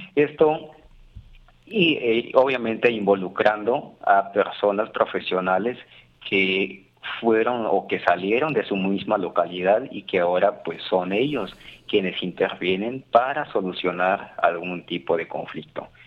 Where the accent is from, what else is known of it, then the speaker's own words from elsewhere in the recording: Veracruz, Mexico; aquí en nuestro estado mexicano, en Veracruz